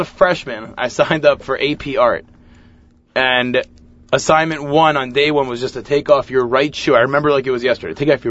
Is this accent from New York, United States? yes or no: yes; Lawrence, New York, United States; I went to the Hebrew Academy of Long Beach. I grew up in Lawrence.